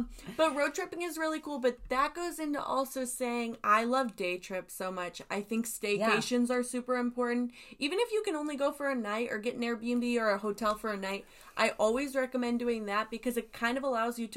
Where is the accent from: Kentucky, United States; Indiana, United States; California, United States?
Indiana, United States; moved away; my hometown in Indiana